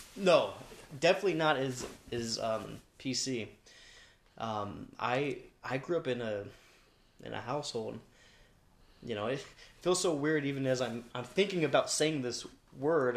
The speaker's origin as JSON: {"language": "English", "town": "Long Beach", "region": "California", "country": "United States", "tie": "born or raised there", "said": "I was born in Long Beach"}